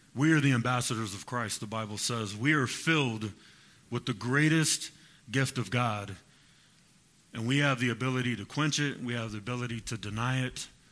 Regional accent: Fresno, California, United States; I'm from Fresno

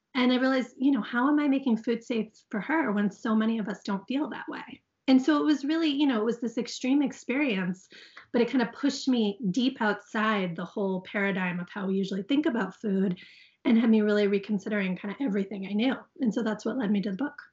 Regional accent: Guilford, Connecticut, United States; my hometown

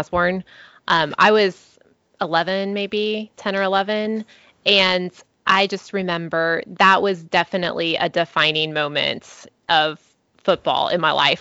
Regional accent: Nebraska, United States; growing up in Nebraska

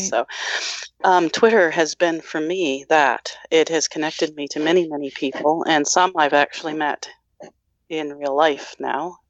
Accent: Massachusetts, United States; now in New Brunswick, Canada; I was born in Massachusetts

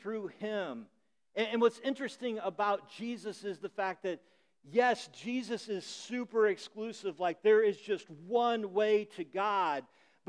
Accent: Illinois, United States; moved away; the corn in Illinois, where I grew up, grows really tall

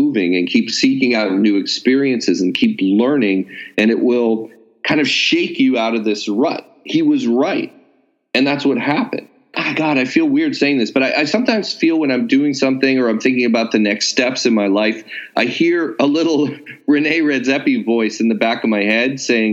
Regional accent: California, United States; I'm a Californian, so I have that kind of built-in produce worship that a lot of West Coasters have

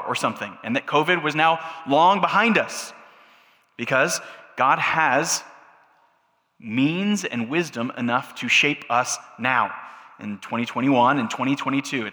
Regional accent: United States; us as American Christians

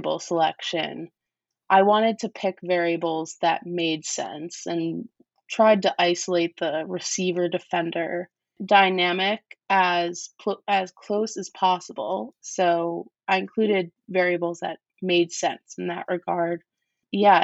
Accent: New York, United States; Grew up in New York. And I'm from New York

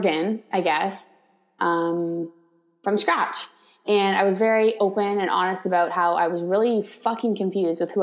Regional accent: Toronto, Ontario, Canada; I'm from Toronto. I kind of live on the outskirts of Toronto in Canada.

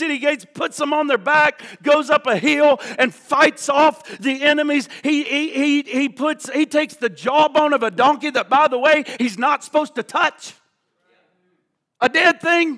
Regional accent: the Bible Belt, United States; growing up in the Bible Belt

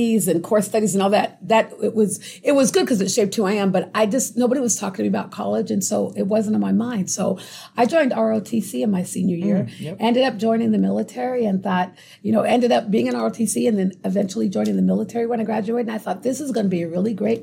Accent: Tacoma, Washington, United States; also born or lived in California; I was born in California, but moved to Tacoma when I was 3, and I've been here ever since.

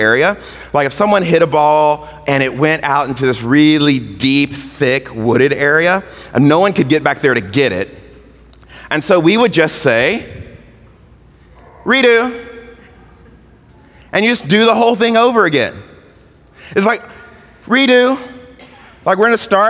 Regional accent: Mississippi, United States; I was a kid growing up in Mississippi

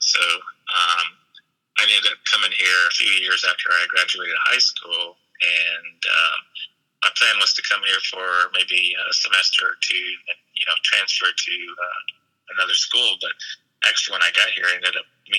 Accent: small town outside of Tulsa, Oklahoma, United States; I grew up in Oklahoma and in a little small town outside of Tulsa

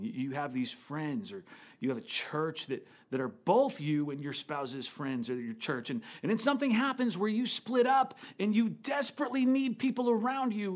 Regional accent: Midwest, United States; now in San Francisco Bay Area, United States; I grew up in the Midwest

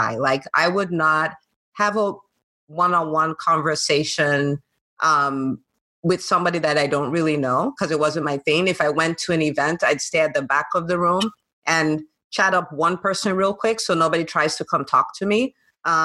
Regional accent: Nigeria; moved away as an adult; also born or lived in California, United States / New Jersey, United States; now in Atlanta, United States; did a lot of my growing up in Nigeria

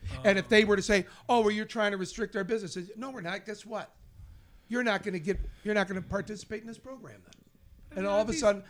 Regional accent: East Coast, United States; I'm from the East Coast.

